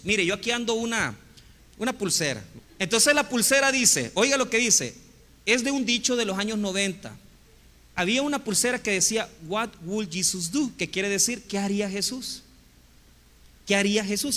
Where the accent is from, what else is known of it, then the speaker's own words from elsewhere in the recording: Santa Tecla, La Libertad, El Salvador; Yo me crié en la iglesia católica y estudié en el colegio Champañat en Santa Tecla.